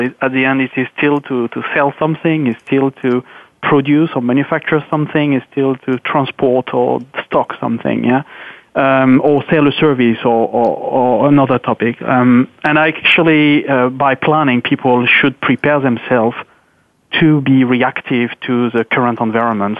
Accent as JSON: {"language": "English", "country": "France", "moved": "yes", "lives_now": "Luxembourg", "said": "I'm based in Luxembourg, so though I'm French, but I'm actually living in Luxembourg"}